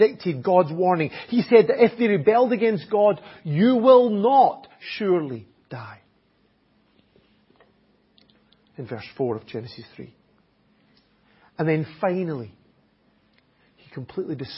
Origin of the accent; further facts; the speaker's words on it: Scotland, United Kingdom; accent: Scottish; first language English; now in Enniscorthy, Ireland; My native language is English. It really is. Even though it has it with a Scottish accent, it still is English.